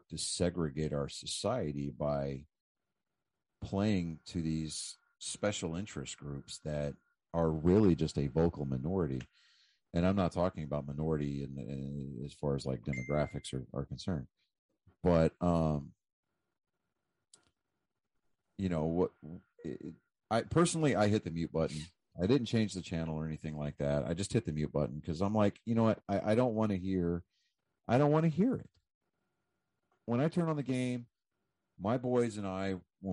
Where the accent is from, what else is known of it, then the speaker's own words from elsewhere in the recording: United States; I'm saying this as an American